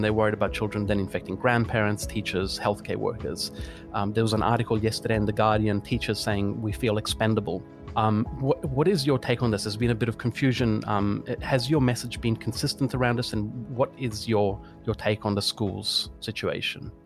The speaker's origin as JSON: {"language": "English", "town": "Florence", "region": "Tuscany", "country": "Italy", "tie": "born or raised there", "moved": "yes", "lives_now": "Australia", "said": "my hometown of Florence"}